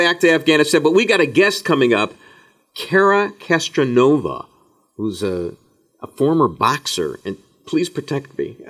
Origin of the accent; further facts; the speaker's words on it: Skokie, Illinois, United States; From Skokie, Illinois